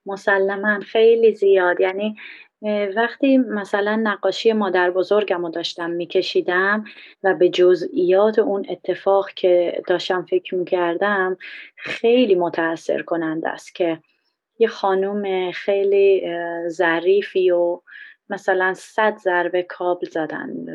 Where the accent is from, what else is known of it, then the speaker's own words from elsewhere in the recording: Iran; moved away; الان که من یه بهایی هستم خارج از ایران